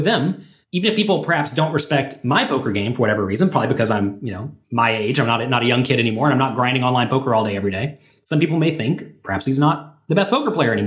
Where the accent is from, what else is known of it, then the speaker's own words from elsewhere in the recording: United States; I'm an American poker player